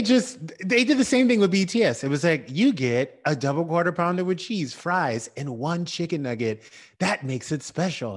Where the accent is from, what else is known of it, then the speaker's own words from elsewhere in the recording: the South, United States; I grew up in the South.